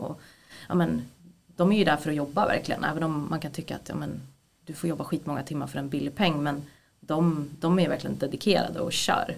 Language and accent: Swedish; Gävle, Gävleborg County, Sweden; now in Stockholm, Sweden; jag är från Gävle från början, eh, jag är 33 år gammal men jag har bott i Stockholm väldigt länge